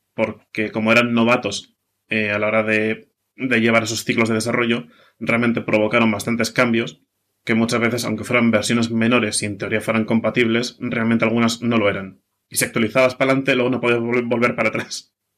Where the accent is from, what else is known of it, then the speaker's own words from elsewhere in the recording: Basque Country, Spain; soy de Euskadi, ¿vale? Vasco